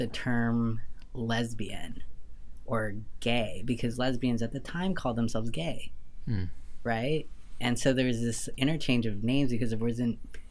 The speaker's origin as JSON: {"language": "English", "region": "Southern California", "country": "United States", "tie": "born or raised there", "also_born_or_lived": "Lima, Peru / New York / Vancouver", "moved": "as an adult", "lives_now": "Nashville, United States", "said": "We moved from Lima to Southern California when I was 6"}